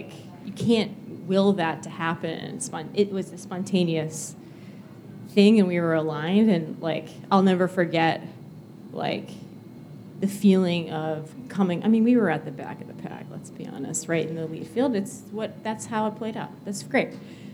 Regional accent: New England, United States; But I have to add I'm from New England and I'm a New England sports. There's a disclaimer there that I'm a New Englander

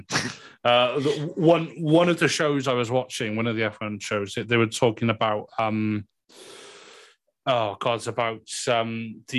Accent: Wales, United Kingdom; accent: Welsh; It's just being Welsh

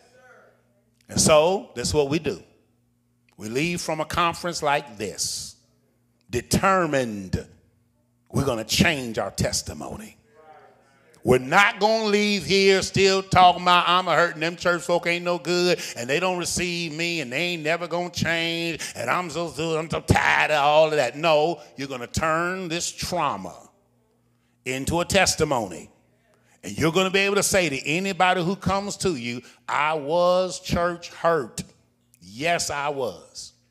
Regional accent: Richmond, Virginia, United States; I'm from Richmond

